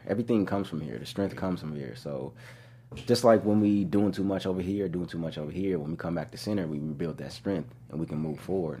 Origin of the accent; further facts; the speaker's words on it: Corona, California, United States; also born or lived in New Orleans; Being here, I'm from the Inland Empire. In Corona